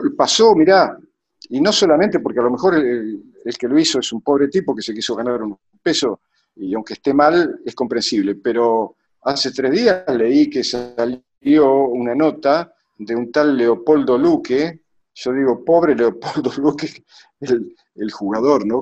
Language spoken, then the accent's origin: Spanish; Lincoln, Buenos Aires Province, Argentina; moved away as an adult; also born or lived in Europe; yo venía, venía de, de una ciudad en medio de la, de la llanura pampeana. Yo no me fui a, Europa desde Buenos Aires, yo me fui desde Lincoln.